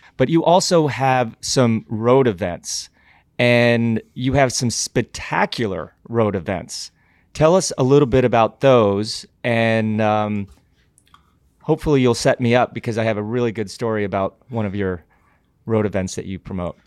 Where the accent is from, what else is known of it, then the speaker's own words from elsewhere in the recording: Glenwood Springs, Colorado, United States; growing up in Glenwood Springs, Colorado